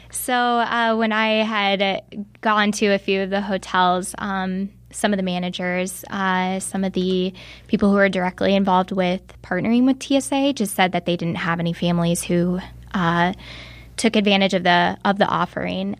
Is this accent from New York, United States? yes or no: no; Bradley, Illinois, United States; moved away as an adult; now in Chicago, United States; my hometown of Bradley, Illinois, which is an hour south of here